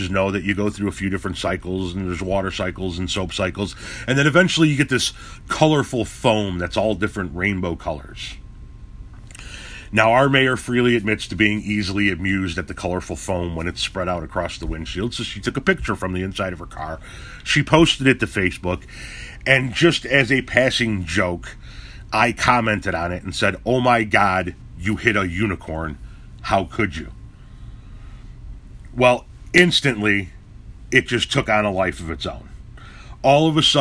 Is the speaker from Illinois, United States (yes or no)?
yes; Chicago, Illinois, United States; moved away; I come from Chicago